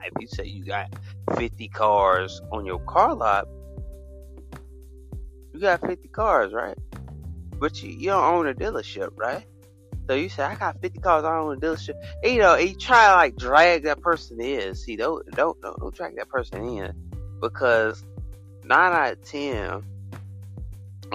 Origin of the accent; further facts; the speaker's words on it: United States; From the United States, mainly from the United States